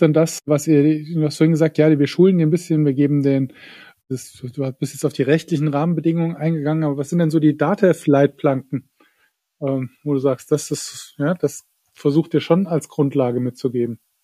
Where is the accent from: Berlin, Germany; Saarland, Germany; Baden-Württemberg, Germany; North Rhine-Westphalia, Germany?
Saarland, Germany; ich als Saarländer